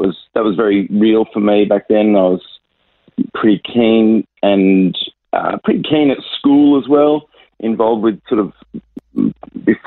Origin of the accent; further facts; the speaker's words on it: Sydney, New South Wales, Australia; moved away as an adult; also born or lived in Nairobi, Kenya; now in Adelaide, Australia; I was born and raised in Sydney with a little couple of years living in Nairobi.